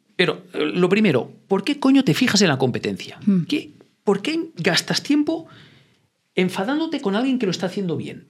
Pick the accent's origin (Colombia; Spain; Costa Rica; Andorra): Andorra; Yo no estoy en España, yo soy de Andorra, soy andorrano